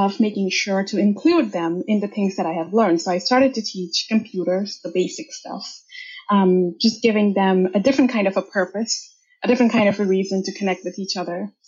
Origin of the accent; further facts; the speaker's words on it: India; moved away as an adult; also born or lived in United States; now in Canada; And I grew up in India. That's where I'm from. I'm a first generation immigrant from there. I moved about six years ago to States and from States to Canada.